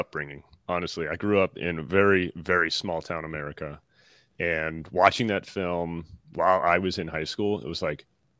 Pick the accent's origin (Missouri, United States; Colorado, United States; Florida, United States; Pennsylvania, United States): Missouri, United States; Worthington; moved away; also born or lived in Joliet, Illinois; No, I was born in Joliet, Illinois, and grew up there. But then when my folks split up, my mom wanted to get away. Understandable, but I think it was a bad call. But anyway, so we ended up in Worthington, Missouri, population 86.